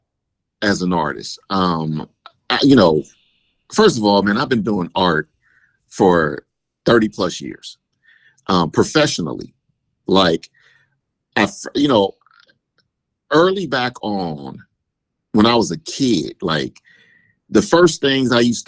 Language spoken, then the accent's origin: English; Oakland, California, United States; I was born and raised in East Oakland my entire life